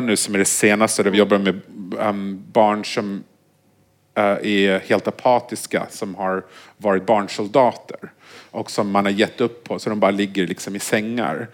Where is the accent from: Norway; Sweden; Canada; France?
Canada; Vancouver, British Columbia; moved away; jag är uppvuxen i Vancouver